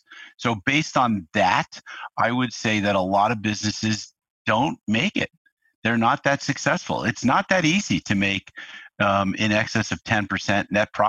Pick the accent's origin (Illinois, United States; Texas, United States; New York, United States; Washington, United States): New York, United States; now in California, United States; And so that set me off to California. I came from New York here. I finished up college out here.